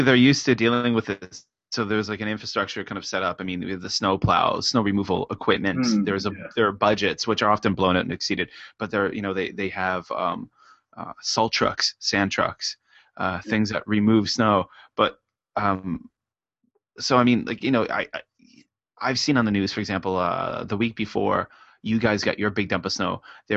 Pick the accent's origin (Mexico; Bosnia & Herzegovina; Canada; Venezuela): Canada; moved away as an adult; now in Japan; I'm as a Canadian, and I grew up in some snowy areas